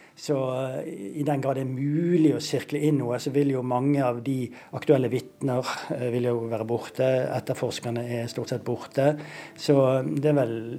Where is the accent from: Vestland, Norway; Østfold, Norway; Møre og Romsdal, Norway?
Vestland, Norway; Bergen; Nå er jeg jo fra Bergen